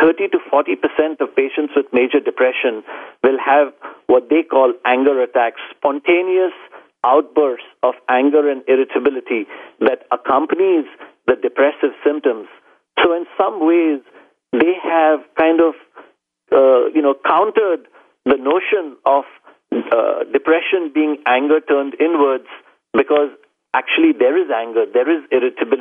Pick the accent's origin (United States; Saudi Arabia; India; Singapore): India; Mumbai, Maharashtra; moved away; I grew up in India, in Bombay.